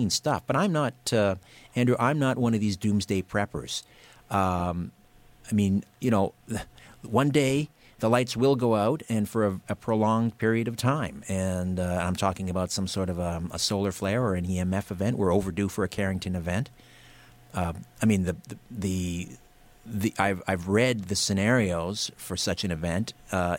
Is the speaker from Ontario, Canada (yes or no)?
yes; Brantford, Ontario, Canada; my hometown, Brantford